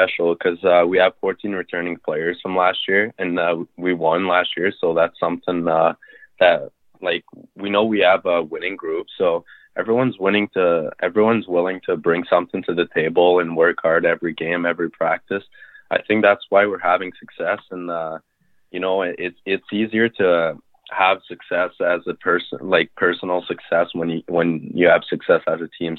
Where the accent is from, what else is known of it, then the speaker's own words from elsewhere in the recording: Saint-François-de-Madawaska, New Brunswick, Canada; I grew up in San Francois, New Brunswick. It's a small town, French town